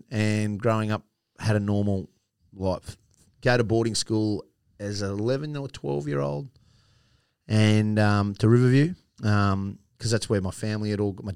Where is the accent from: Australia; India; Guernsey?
Australia; New South Wales; also born or lived in Sydney / Yass; now in Queensland, Australia; I'm from New South Wales. Shock horror. I'm not a Queenslander